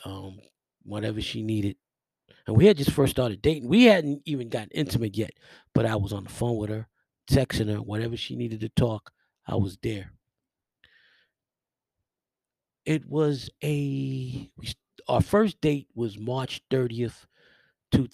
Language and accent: English; New York City, New York, United States; where I grew up in the Millbrook Projects